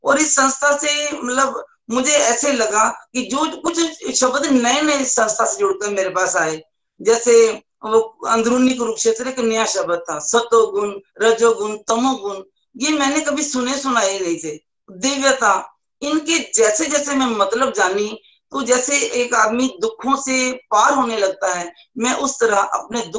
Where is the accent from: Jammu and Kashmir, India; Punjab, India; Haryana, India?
Punjab, India; Zirakpur; मैं जीरकपुर से हूँ और मैं स्टेट बैंक ऑफ इंडिया से रिटायर्ड हूँ